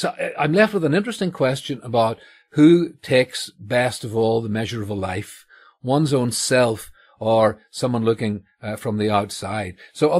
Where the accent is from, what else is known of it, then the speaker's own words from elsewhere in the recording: Northern Ireland, United Kingdom; So, you know, I grew up here in Northern Ireland in a version of Scots Presbyterianism.